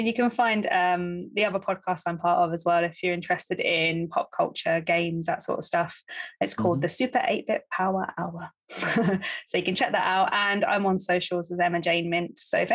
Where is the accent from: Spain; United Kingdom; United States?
United Kingdom; London; I grew up in Upton Park about 5 minutes away from West Ham.